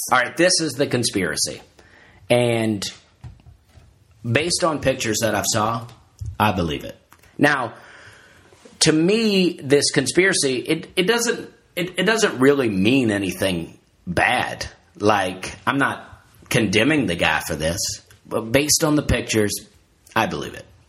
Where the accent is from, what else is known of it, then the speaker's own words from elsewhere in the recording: United States; also born or lived in Alabama; I'm an American